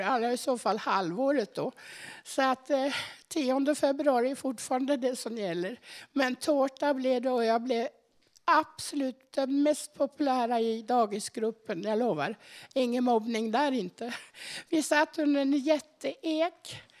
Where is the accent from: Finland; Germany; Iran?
Germany; Dortmund, North Rhine-Westphalia; moved away; also born or lived in Göttingen, Germany; där var det på vischan med höns, kaniner och morötter. Där växte jag upp.